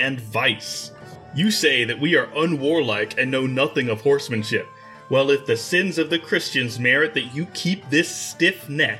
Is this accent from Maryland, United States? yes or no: yes; Maryland, United States; I grew up in Maryland